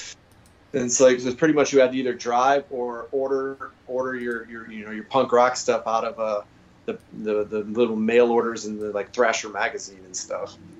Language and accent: English; Massachusetts, United States; moved away; also born or lived in Phoenix, Arizona / Tacoma, Washington; I'm originally from Massachusetts